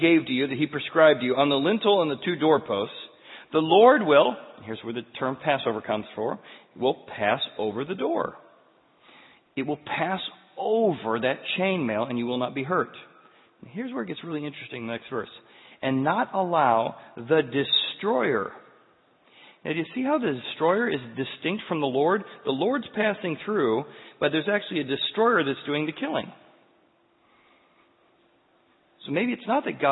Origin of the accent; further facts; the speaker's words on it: Midwest, United States; growing up in the Midwest